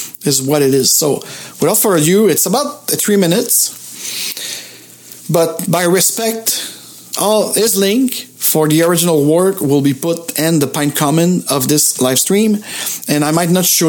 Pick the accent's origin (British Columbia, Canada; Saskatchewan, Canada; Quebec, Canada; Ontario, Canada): Quebec, Canada; Montreal; I'm from Montreal